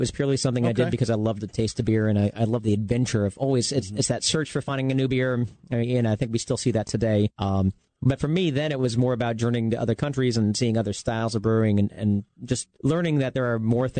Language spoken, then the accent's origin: English; New Jersey, United States; moved away as an adult; also born or lived in New England; I'm from New Jersey